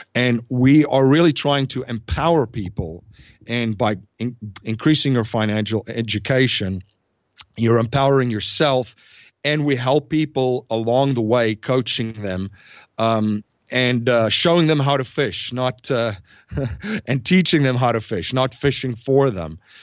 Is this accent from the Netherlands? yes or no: no; South Africa; moved away as an adult; now in United States; I'm originally from South Africa. I came to the United States in two thousand and one after I graduated university